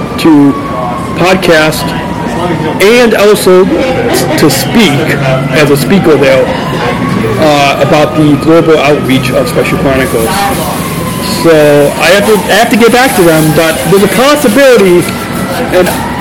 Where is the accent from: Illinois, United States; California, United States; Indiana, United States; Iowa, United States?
California, United States; Long Beach; also born or lived in Chicago suburbs; now in Chicago, United States; I was born in Long Beach, California